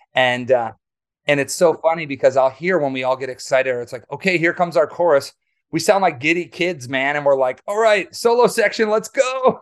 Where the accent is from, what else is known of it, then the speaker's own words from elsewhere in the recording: Waukesha, Wisconsin, United States; I grew up in Wisconsin, um, near Milwaukee. I actually was born in Waukesha.